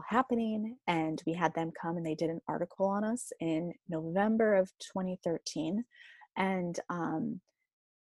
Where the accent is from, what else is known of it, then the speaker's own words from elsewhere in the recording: United States; also born or lived in Cedar Falls, Iowa; I was coming into Quad Cities, back to my hometown